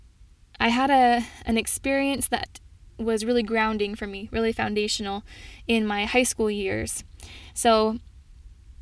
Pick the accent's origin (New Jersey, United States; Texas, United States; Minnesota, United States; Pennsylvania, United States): Minnesota, United States; moved away; I am originally from Minnesota.